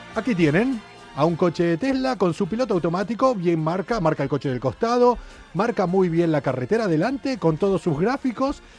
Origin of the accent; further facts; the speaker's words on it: Argentina; accent: argentino; now in Spain; en mi pueblo en Argentina, llamamos cohetes